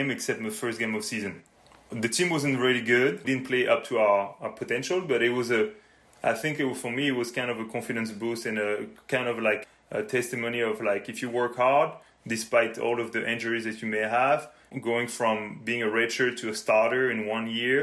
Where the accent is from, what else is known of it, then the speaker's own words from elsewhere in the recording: Normandy, France; moved away as an adult; now in Canada; I was born and raised in France, in Normandy more specifically